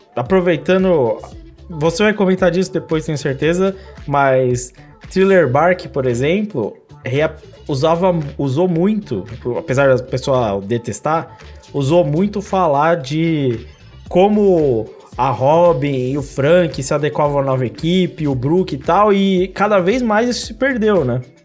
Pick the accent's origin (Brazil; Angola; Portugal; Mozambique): Brazil; São Paulo; eu sou de São Paulo